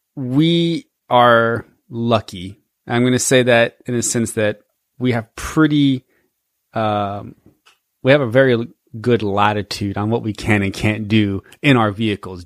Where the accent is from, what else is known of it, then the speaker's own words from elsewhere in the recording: Georgia, United States; we're from Georgia